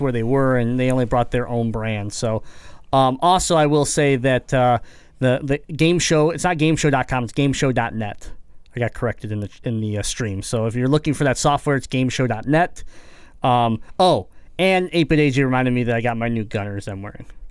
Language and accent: English; Detroit, Michigan, United States; we're from Michigan, we're Metro Detroit area